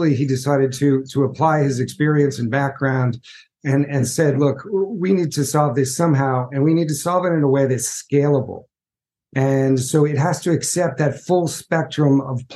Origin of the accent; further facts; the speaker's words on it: United States; I'm from the United States. I live just outside of New York City